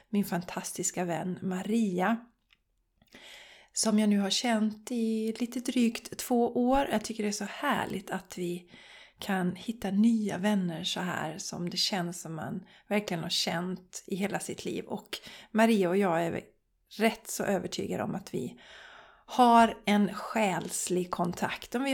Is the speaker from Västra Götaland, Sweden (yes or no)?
yes; Borås, Västra Götaland, Sweden; Vi var bland annat i Borås som är min hemstad. Jag är uppväxt i Borås och jag visade mina smultronställen för Charlie.